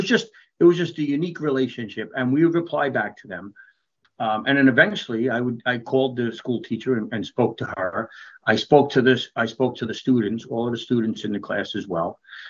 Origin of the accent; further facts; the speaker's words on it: New York, United States; while I'm a New Yorker, Ohio, and particularly Beaver Creek and the Dayton area, they're like an adopted home.